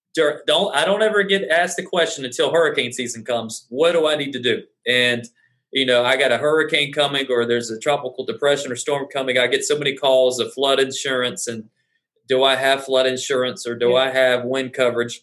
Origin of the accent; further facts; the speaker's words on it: Columbia, South Carolina, United States; moved away as an adult; now in Charleston, United States; I'm originally from Columbia, South Carolina. So just two hours down the road. And I moved here in 2013.